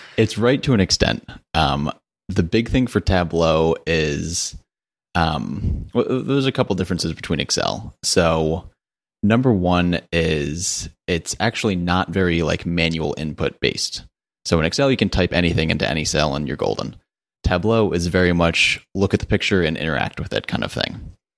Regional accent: Connecticut, United States; now in Charlotte, United States; I'm from Connecticut originally, which is not very exciting, but I live in Charlotte, North Carolina now

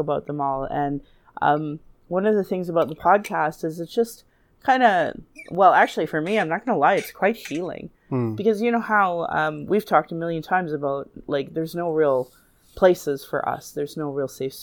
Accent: Calgary, Alberta, Canada; I was born in Calgary

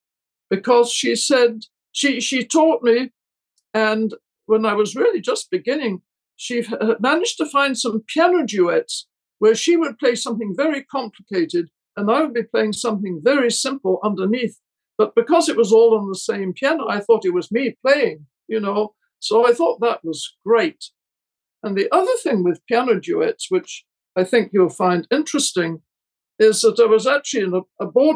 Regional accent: Scotland, United Kingdom; moved away as an adult; also born or lived in Paris, France / London, United Kingdom / Santa Barbara, United States; now in United States; I was born in Scotland and brought up there and went to university there

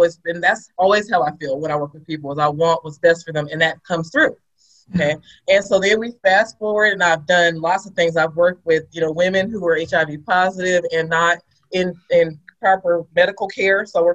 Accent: Sacramento, California, United States; I'm from Sacramento, California

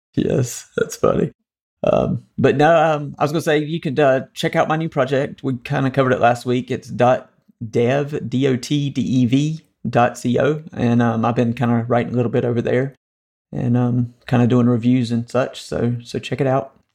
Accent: North Carolina, United States; the Tar Heels won the A C C tournament, which is kinda my home state team

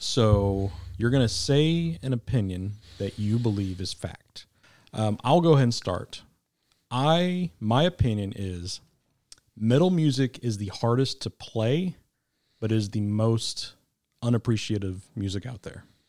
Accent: Kansas City, Missouri, United States; now in Arkansas, United States; I was raised in K C, so I'm still a Kansas Citian

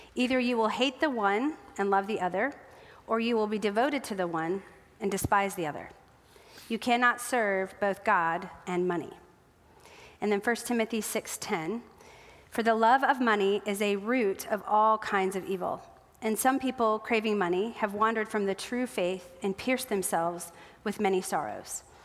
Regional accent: South Dakota, United States; moved away; I grew up in South Dakota

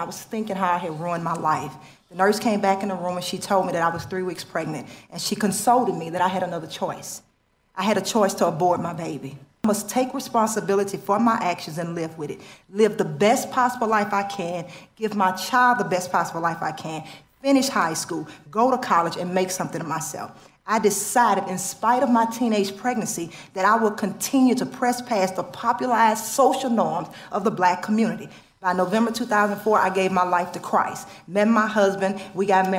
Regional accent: Baton Rouge, Louisiana, United States; moved away as an adult; now in Chicago, United States; My husband and I are both born and raised in Baton Rouge, Louisiana. I spent 33 years there before I came to move to Chicago, Illinois, 7.5 years ago

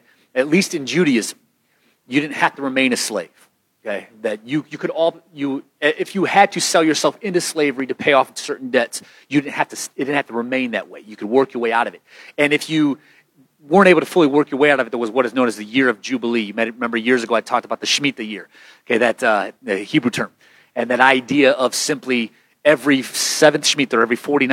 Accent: United States; as an American

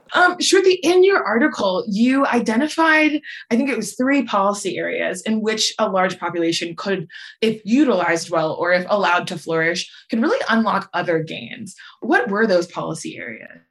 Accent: Nigeria; now in United States; I was born in Nigeria

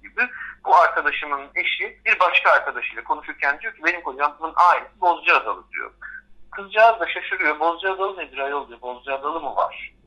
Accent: Istanbul, Turkey; Ben kendimi hep bir İstanbullu olarak gördüm. Çünkü burada doğdum, burada büyüdüm.

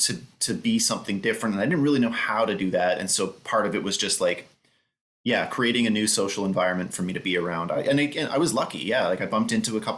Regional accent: Winnipeg, Manitoba, Canada; I grew up just being hammered with Canadian mythology and the idea that I had a Canadian identity

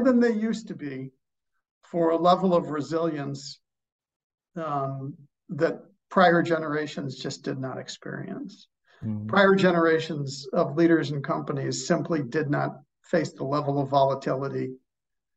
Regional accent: Chicago, Illinois, United States; I am from Chicago

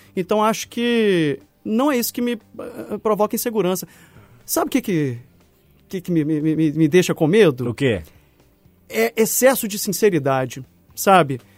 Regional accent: Minas Gerais, Brazil; como bom mineiro

